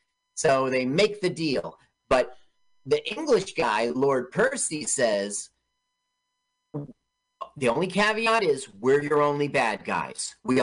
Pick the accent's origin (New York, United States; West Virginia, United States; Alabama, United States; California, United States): California, United States; Los Angeles; I grew up in Los Angeles.